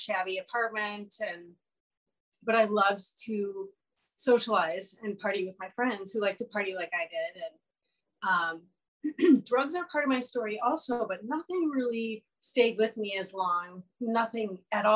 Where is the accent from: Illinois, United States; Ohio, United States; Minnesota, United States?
Minnesota, United States; moved away as an adult; also born or lived in San Francisco; I came home to Minnesota